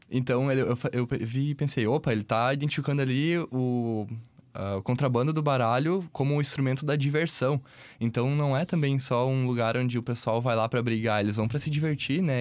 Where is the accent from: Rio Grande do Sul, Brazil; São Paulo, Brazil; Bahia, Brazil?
Rio Grande do Sul, Brazil; Santiago; Santiago que foi a, ah, o lugar onde eu, eu, passei boa parte da minha infância aqui no Rio Grande do Sul